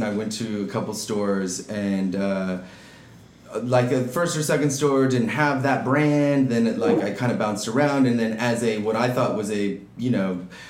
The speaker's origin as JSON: {"language": "English", "area": "Orange County", "region": "California", "country": "United States", "tie": "born or raised there", "also_born_or_lived": "Santa Barbara, California / Seattle, Washington", "lives_now": "Los Angeles, United States", "said": "I was born in Orange County. Okay. So, I'm a California native. I've grown up here, kind of beach towns most of my life. Lived down there till about junior high school or so, then was in the Santa Barbara area for a while, through college"}